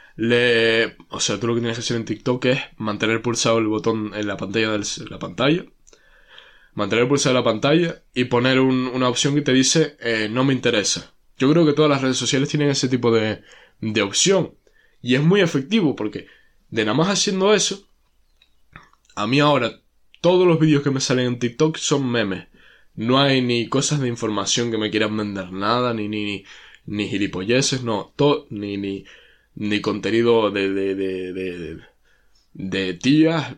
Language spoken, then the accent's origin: Spanish; Canary Islands, Spain